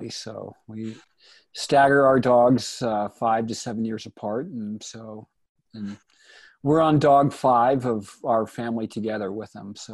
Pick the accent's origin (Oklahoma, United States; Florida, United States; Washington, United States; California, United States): California, United States; San Francisco; born there; now in Bozeman, United States; I was born in San Francisco. I'm 57 years old. I I am a mountain climber. I live in Bozeman, Montana with my wife, Jennifer.